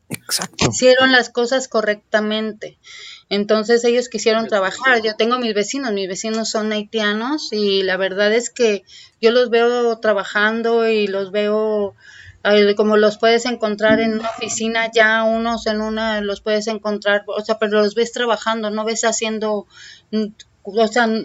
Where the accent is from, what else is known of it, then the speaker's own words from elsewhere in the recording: Mexico City, Mexico; now in Tijuana, Mexico; Te lo digo porque yo vengo de la Ciudad de México y a mí me han recibido de una manera suave